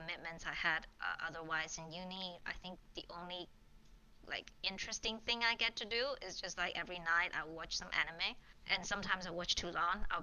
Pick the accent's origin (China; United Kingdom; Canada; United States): China; moved away as an adult; also born or lived in Hong Kong; I grew up in China, born and raised